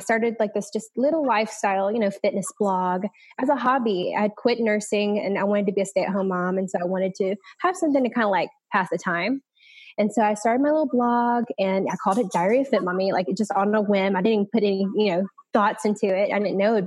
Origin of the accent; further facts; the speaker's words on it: Hattiesburg, Mississippi, United States; moved away as an adult; now in Destin, United States; I am from Hattiesburg, Mississippi, which is kind of like in the middle of nowhere, but I ended up in the Destin, Florida area through military